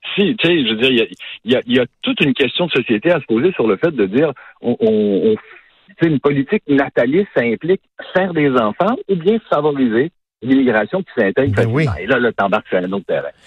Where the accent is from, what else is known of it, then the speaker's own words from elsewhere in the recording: Quebec, Canada; moved away as an adult; now in United States; chez nous au Québec